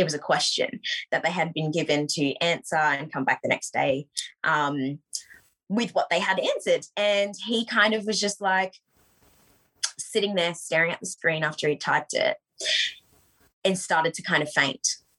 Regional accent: Brisbane, Queensland, Australia; moved away as an adult; also born or lived in Sydney / Melbourne; decided to make Brisbane, me and Jen, our home. So that's where I was born and raised, and I've got a younger brother as well. So I'm one of three. All I've ever known is growing up in Brisbane

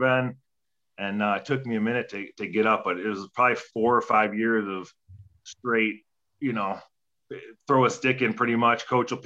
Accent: Detroit, Michigan, United States; growing up in Detroit

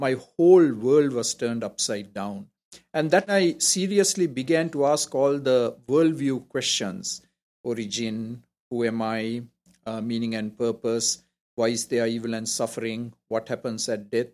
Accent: Colombo, Western Province, Sri Lanka; moved away as an adult; now in Toronto, Canada; I'm from Colombo, so I'm technically a southerner

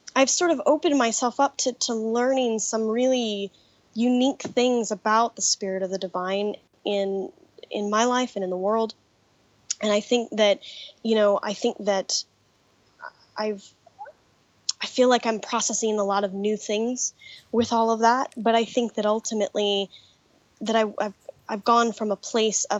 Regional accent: Colorado Springs, Colorado, United States; I was a church kid growing up in Colorado Springs, Colorado

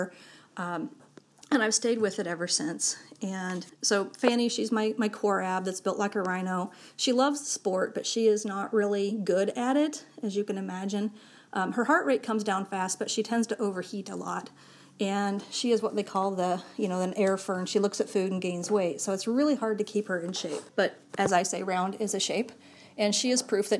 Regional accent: Platteville, Wisconsin, United States; I am from Platteville, Wisconsin

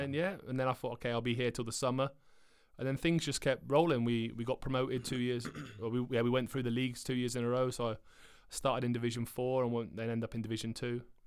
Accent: Cornwall, South West England, United Kingdom; moved away as an adult; now in Sweden; I didn't like to leave my hometown. Like I, I live in Cornwall, which is the most southern part of England

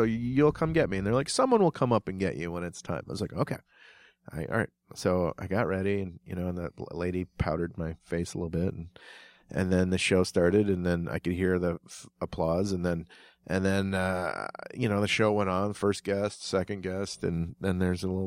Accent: Minnesota, United States; I'm from Minnesota

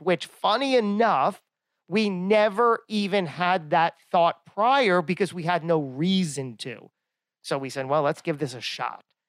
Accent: Lakewood, New Jersey, United States; I'm from Lakewood, New Jersey

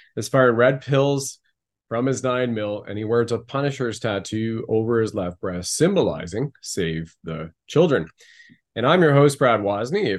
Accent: Canada; being a Canadian right now

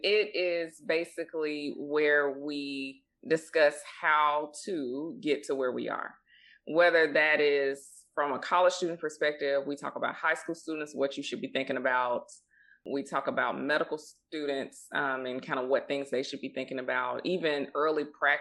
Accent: Mississippi, United States; also born or lived in Boston, Massachusetts / Memphis, Tennessee; we grew up in Mississippi

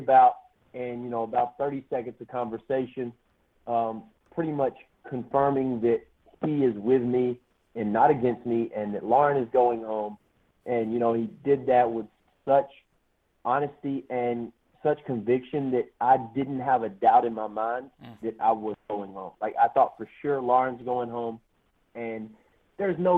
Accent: Alabama, United States; I'm from Alabama

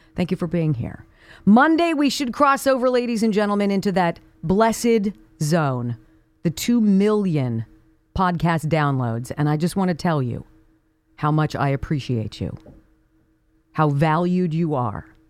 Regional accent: Los Angeles, California, United States; Growing up on Paul Revere Drive in what was then called Woodland Hills, California. It's now Calabasas.

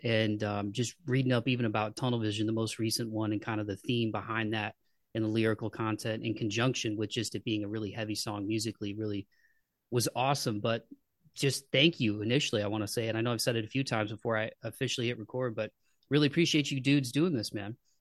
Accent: Midwest, United States; I grew up in the Midwest

